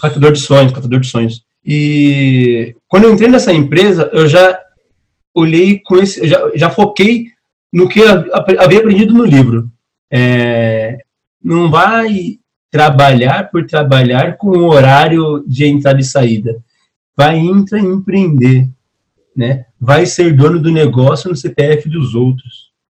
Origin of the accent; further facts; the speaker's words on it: São Paulo, Brazil; não sou carioca, eu sou paulista